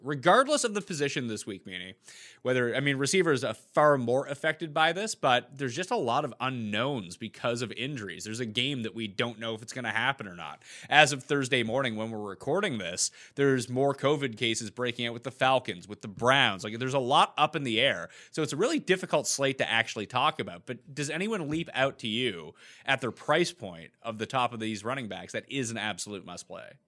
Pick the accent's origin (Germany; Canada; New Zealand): Canada; two Canadians